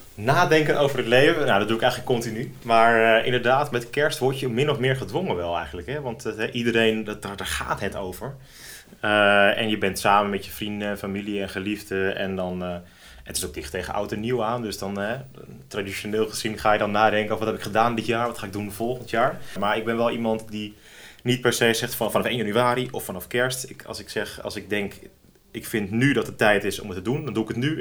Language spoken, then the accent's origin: Dutch; Driehuis, North Holland, Netherlands; Om precies te zijn kom ik uit Driehuis.